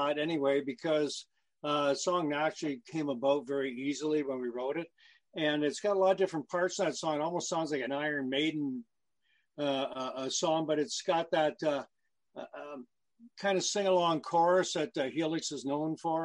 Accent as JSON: {"language": "English", "town": "London", "region": "Ontario", "country": "Canada", "tie": "born or raised there", "said": "my hometown of London, Ontario"}